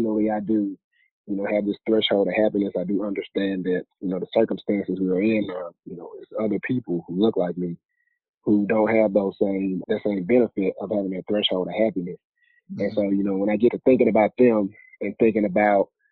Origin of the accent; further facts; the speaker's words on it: Jackson, Mississippi, United States; moved away as an adult; now in Atlanta, United States; Born and raised in Jackson, Mississippi. Moved out here to Atlanta